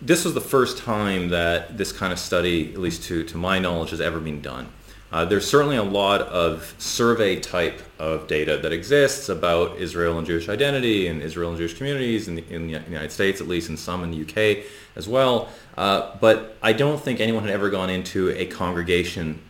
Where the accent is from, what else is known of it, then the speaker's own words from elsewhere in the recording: West Coast of Canada, Canada; I grew up in Canada on the West Coast